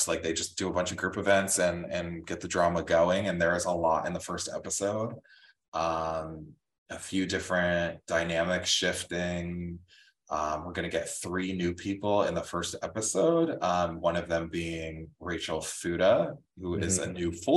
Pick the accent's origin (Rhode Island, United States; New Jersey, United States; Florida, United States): New Jersey, United States; Clinton; I'm Northwest Jersey. Like, I grew up in like Clinton, New Jersey area.